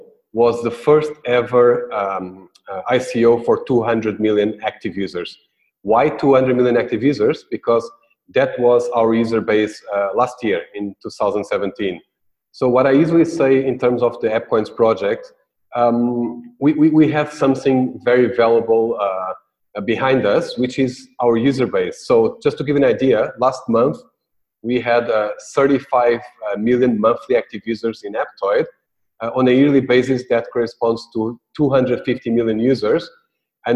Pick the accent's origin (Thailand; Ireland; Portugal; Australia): Portugal; moved away as an adult; now in Singapore; I am from Portugal. I've been in the last 3 years in Singapore